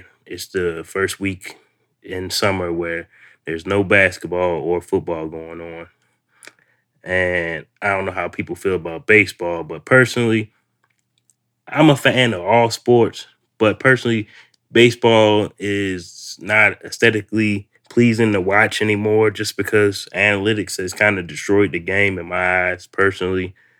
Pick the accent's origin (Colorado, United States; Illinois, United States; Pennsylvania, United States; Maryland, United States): Maryland, United States; Baltimore; moved away; I'm originally from Baltimore.